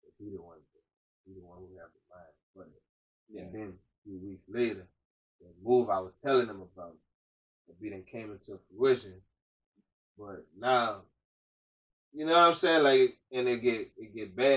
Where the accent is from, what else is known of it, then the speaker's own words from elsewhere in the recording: Brunswick, United States; I'm born and raised in Brunswick